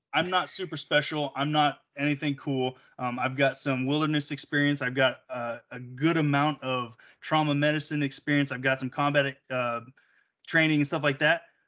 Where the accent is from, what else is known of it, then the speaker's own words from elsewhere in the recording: Southern Oregon, United States; growing up here in Southern Oregon, like I walked into the school and I'm the colored kid.